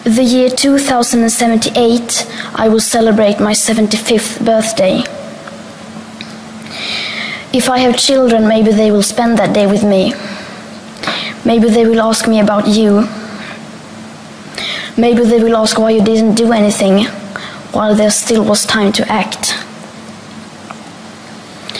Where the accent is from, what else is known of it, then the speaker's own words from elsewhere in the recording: Sweden; I am 15 years old and I'm from Sweden.